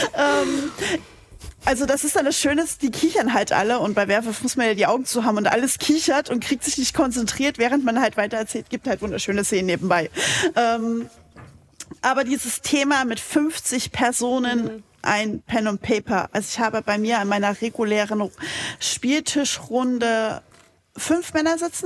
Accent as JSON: {"language": "German", "region": "Saxony", "country": "Germany", "tie": "born or raised there", "accent": "Saxon", "said": "da ich persönlich gebürtiger Sachse bin, leite ich sowas immer auf Sächsisch"}